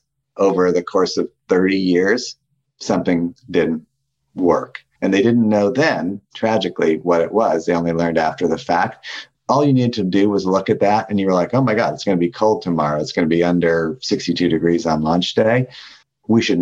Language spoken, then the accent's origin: English; Santa Fe, New Mexico, United States; I was growing up in Santa Fe, New Mexico